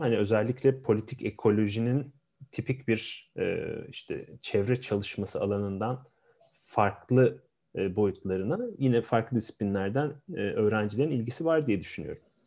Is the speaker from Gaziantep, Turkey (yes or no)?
no; Ankara, Turkey; also born or lived in Afyon; aslen Afyonluyum ama Ankara'da doğma büyümeliyim